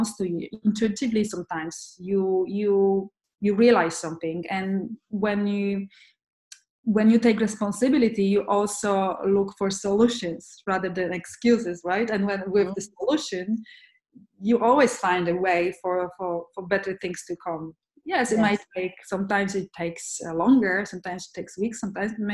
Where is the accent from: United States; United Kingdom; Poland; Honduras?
Poland; moved away; I'm from Poland originally